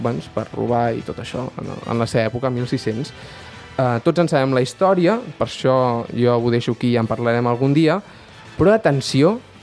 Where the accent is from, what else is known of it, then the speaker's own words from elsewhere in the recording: Baix Montseny, Catalonia, Spain; sóc un patriota del Baix Montseny